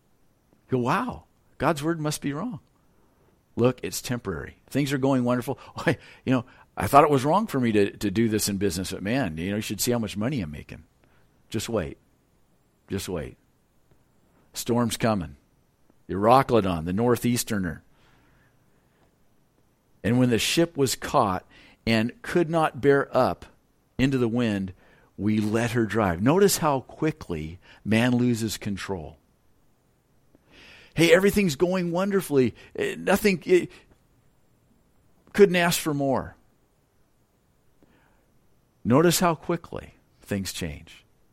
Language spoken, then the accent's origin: English; Lompoc, California, United States; And where I'm from California, those northeast winds are cold and they're strong. And that's kind of the predominant wind in Lompoc.